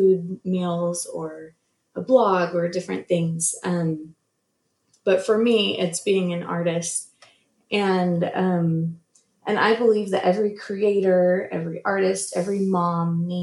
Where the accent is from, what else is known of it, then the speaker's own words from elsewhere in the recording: Southern California, United States; moved away as an adult; also born or lived in Utah, United States; now in North Texas, United States; I grew up in Southern California